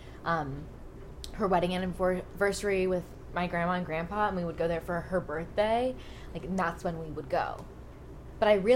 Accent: Pennsylvania, United States; we didn't have Maggiano's, like, where I grew up in Pennsylvania

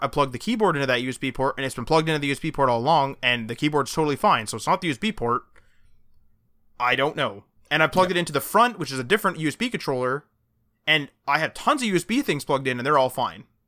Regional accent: Canada; We're Canadian

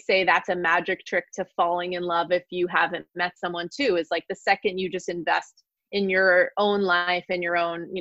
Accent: California, United States; also born or lived in Virginia; I'm from California. So I wanted to be back here

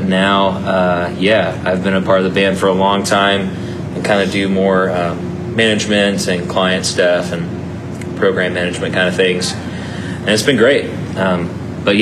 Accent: Roswell, United States; the church we grew up in Roswell

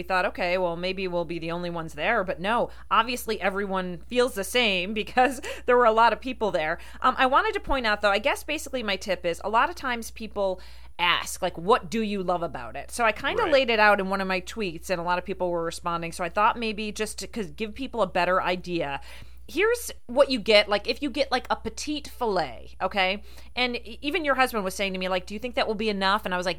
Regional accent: Rochester, New York, United States; growing up in the Rochester area and my family being from New Jersey, we used to go to Atlantic City all the time.

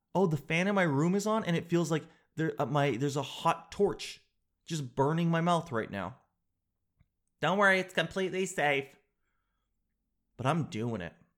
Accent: Canada; being all Canadian

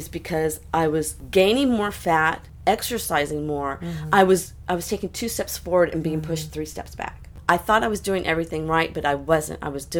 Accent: Galveston, Texas, United States; my hometown gym in Galveston, Texas.

